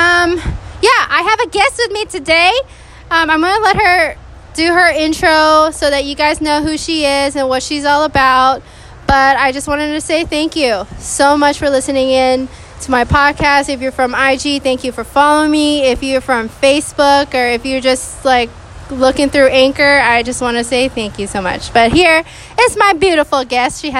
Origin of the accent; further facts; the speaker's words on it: Texas, United States; moved away; I am from Texas.